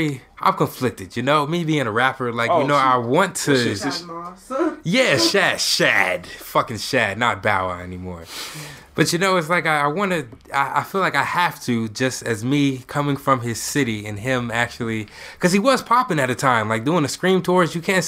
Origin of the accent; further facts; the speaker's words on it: Columbus, Ohio, United States; I'm from Columbus, too.